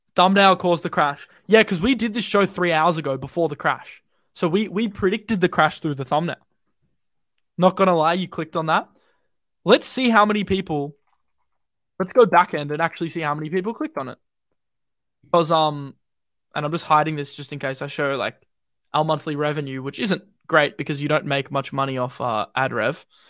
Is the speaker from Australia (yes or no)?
yes; Australia; Bloody, bloody Aussie